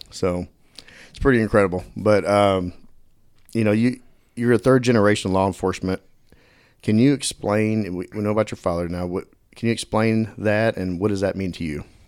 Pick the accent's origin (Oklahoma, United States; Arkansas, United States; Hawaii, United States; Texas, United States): Texas, United States; Dallas; also born or lived in Quinlan, Texas; I grew up in Dallas and moved out to Little Quinlan, Texas for high school